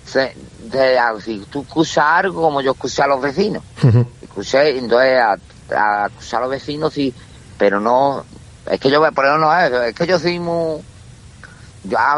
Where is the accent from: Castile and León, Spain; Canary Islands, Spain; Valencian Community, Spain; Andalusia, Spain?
Andalusia, Spain; Villamartín; now in Jerez, Spain; que yo soy de pueblo de Villamartín